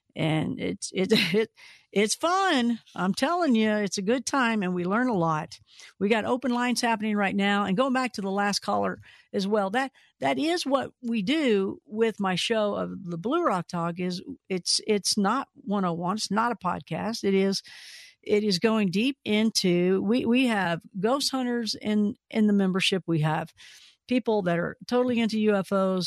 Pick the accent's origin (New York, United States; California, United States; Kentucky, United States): Kentucky, United States; we're both from Kentucky, so we have the same exact sense of humor, same type of, everybody sounds the same there